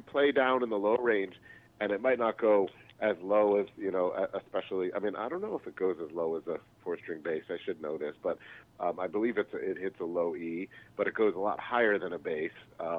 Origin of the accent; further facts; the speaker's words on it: Philadelphia, Pennsylvania, United States; also born or lived in New York City; now in Chicago, United States; Yeah, we're in Chicago. I moved from New York City. Actually from Philadelphia, and I was living in New York when I met Junior and moved out here.